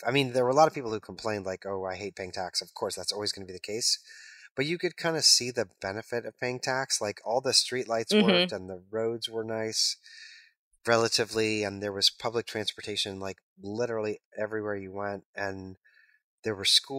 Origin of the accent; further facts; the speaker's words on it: New York, United States; But then I'm like, I'm from New York. I'm just going to take a left turn at the intersection because that's what I do.